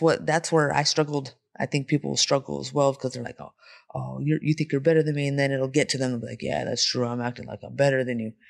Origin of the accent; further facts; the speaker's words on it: Bay Area, California, United States; also born or lived in San Jose / Modesto; now in Las Vegas, United States; I'm from the Bay Area